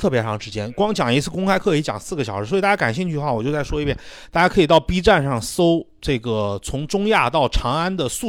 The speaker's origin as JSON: {"language": "Chinese", "town": "Xi'an", "region": "Shaanxi", "country": "China", "said": "后来变成了我们西安人常说的一句方言。"}